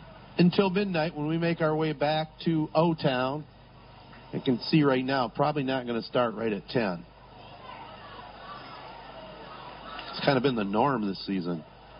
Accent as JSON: {"language": "English", "town": "Corunna", "region": "Michigan", "country": "United States", "tie": "born or raised there", "said": "my hometown of Corunna"}